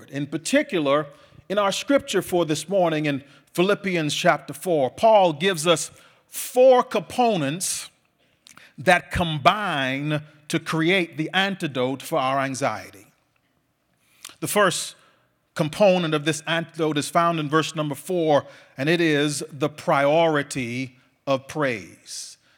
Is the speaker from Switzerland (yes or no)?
no; Bahamas; Andrew told you earlier, I'm from the Bahamas. I was, I was home a few uh, months ago visiting my father